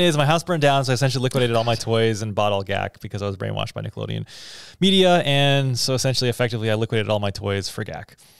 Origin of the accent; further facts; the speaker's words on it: Texas, United States; moved away; also born or lived in Canada; when I was a kid in elementary school growing up in Texas